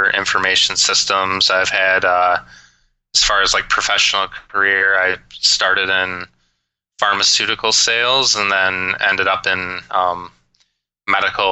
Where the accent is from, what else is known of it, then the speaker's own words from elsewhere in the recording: Grand Rapids, Michigan, United States; now in Denver, United States; Growing up, I spent every moment possible skiing at a local ski hill in Michigan called Canonsburg in the Grand Rapids, Michigan area